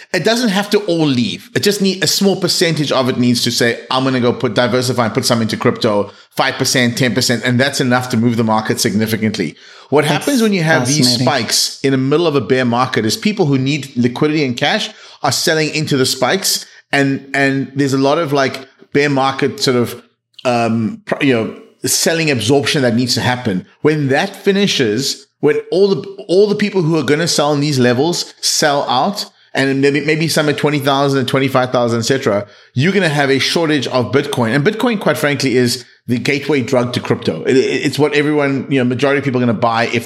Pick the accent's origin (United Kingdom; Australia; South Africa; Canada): South Africa; I grew up in South Africa